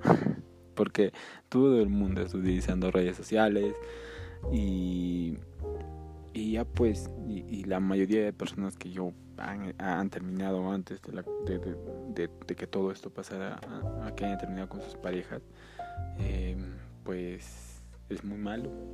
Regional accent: Peru; que soy de Perú

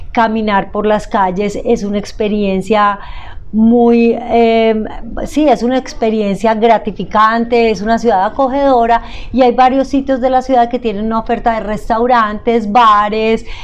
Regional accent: Antioquia, Colombia

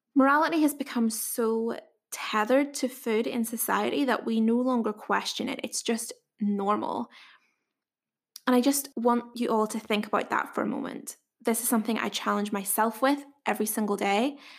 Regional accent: Northern Ireland, United Kingdom; accent: Northern Irish; if you couldn't tell by my accent, I am from Wee Northern Ireland

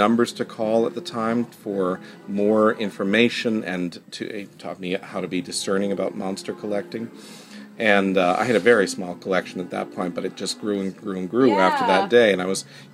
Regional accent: Jamestown, Rhode Island, United States; moved away as an adult; also born or lived in Salem, Massachusetts; my hometown of Jamestown, Rhode Island

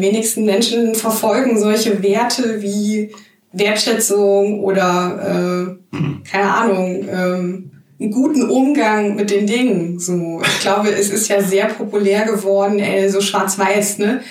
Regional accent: Hanau, Hesse, Germany; now in Mainz, Germany; ich komme nicht aus Mannheim. Ich bin gebürtig aus Hanau.

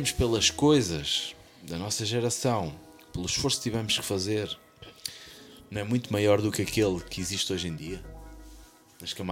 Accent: Centro, Portugal; na minha terra havia a São Veiga, que era o café lá à beira da Nacional 111, que vai o Coimbra Figueira

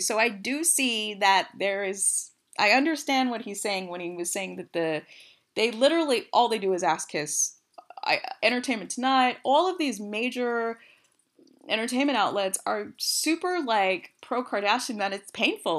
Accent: West Coast, United States; I'm from the West Coast. I said hella

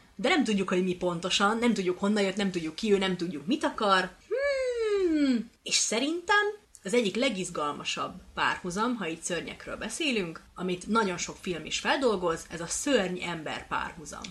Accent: Kisköz, Hungary; én egy kis faluból származom

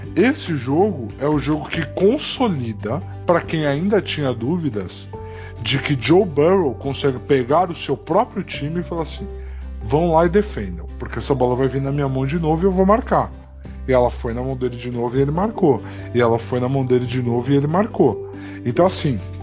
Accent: Brazil; A gente é brasileiro

